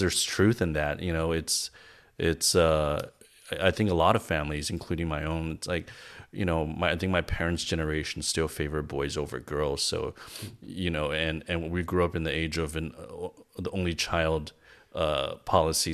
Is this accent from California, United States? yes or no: yes; Los Angeles, California, United States; also born or lived in China; I grew up in L.A. I moved here when I was eight years old